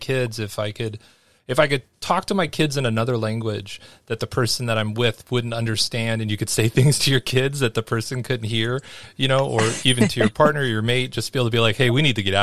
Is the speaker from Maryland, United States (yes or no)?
no; California, United States; moved away; growing up in California and not knowing Spanish